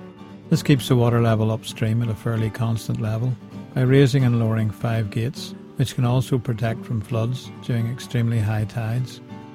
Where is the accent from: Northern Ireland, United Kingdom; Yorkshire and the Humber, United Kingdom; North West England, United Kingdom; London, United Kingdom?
Northern Ireland, United Kingdom; County Down; also born or lived in Lisburn, County Antrim; I was brought up in County Down, as I've said before, but I went to school in Lisburn, which is mainly in County Antrim.